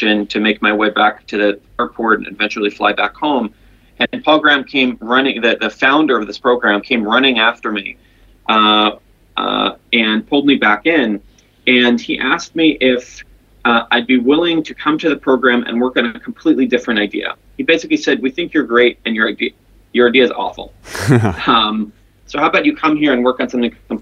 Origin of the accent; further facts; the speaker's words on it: Jerusalem, Jerusalem District, Israel; moved away as an adult; also born or lived in Silicon Valley; I'm originally from Jerusalem, Israel, where I was born and raised